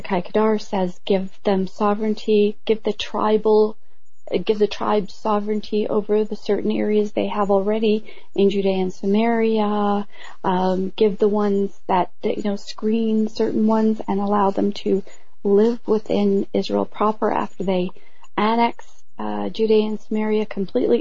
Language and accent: English; Canada; I'm Canadian